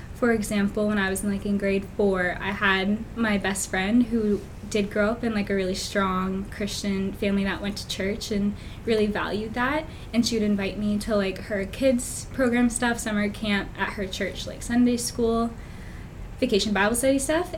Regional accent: Fredericton, New Brunswick, Canada; I was born and raised just in Fredericton, stayed in the same childhood home.

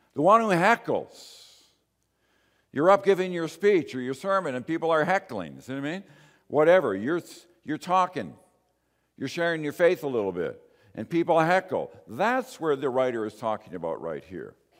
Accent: Canada

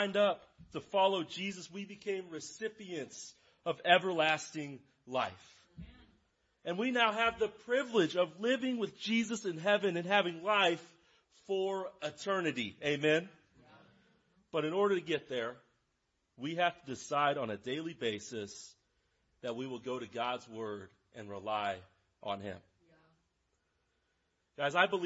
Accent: Lawrence, Kansas, United States; I am from Lawrence. I grew up in Lawrence. I live in Lawrence

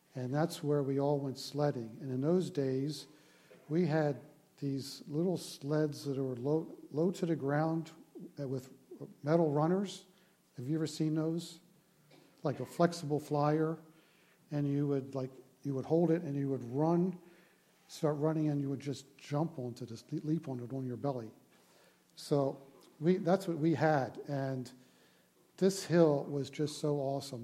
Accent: Baltimore, Maryland, United States; I grew up in Baltimore, Maryland

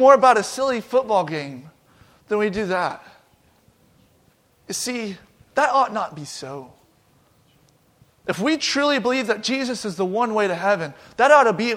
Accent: Georgia, United States; now in Eaton, United States; I'm from Georgia

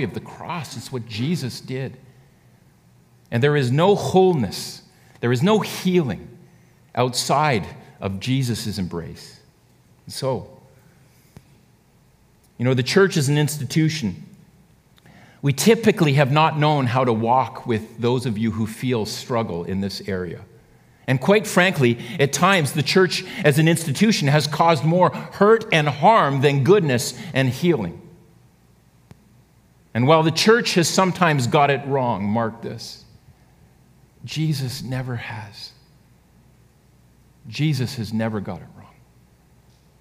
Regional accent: Canada; we're actually Canadian

